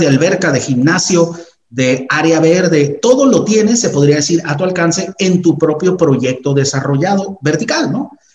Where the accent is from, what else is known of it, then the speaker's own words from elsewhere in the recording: Tijuana, Baja California, Mexico; los que somos de Tijuana